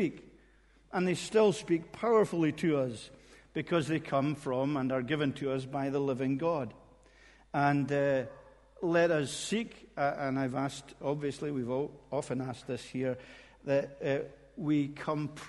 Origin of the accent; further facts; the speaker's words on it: Corpach, Scotland, United Kingdom; I was born in Corpach, which is on the west coast, just beside Fort William